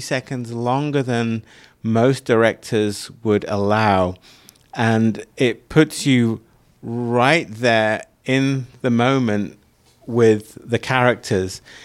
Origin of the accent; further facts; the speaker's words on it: United Kingdom; moved away; where I grew up was outside of London